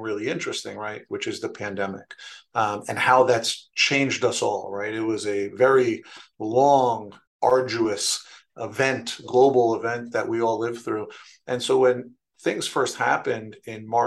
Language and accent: English; New York City, New York, United States; now in Stamford, United States; I was born and raised in New York City, in the Bronx